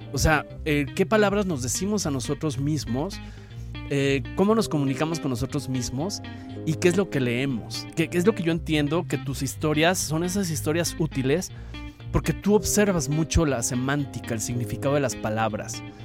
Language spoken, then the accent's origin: Spanish; Mexico; la identidad nuestra como mexicanos